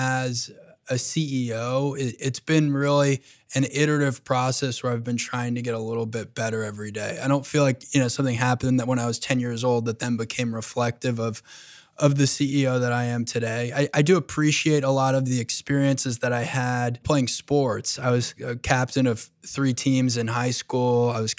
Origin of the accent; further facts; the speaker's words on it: New York, United States; Yeah, I grew up on Long Island. My father immigrated to this country when he was 22 years old from Egypt.